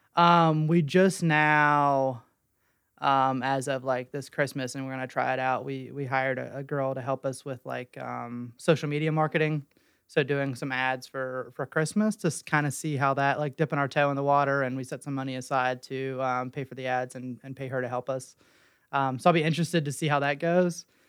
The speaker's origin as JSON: {"language": "English", "town": "Weston", "region": "West Virginia", "country": "United States", "said": "I'm from Weston"}